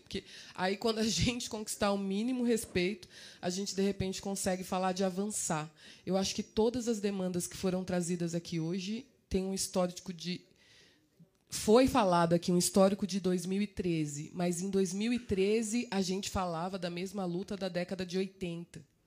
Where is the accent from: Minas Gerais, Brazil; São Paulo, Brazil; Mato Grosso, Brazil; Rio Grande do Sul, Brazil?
São Paulo, Brazil; eu sou de Cidade Tiradentes